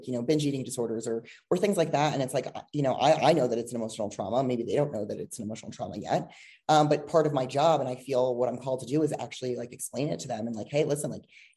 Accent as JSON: {"language": "English", "region": "New Jersey", "country": "United States", "also_born_or_lived": "Los Angeles, California / Miami, Florida", "moved": "as an adult", "lives_now": "Boulder, United States", "said": "I'm originally from New Jersey"}